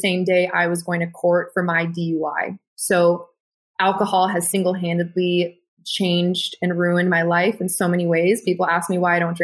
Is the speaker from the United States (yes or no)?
yes; Texas, United States; I'm Mexican German from Texas, grew up with a bodybuilder mentality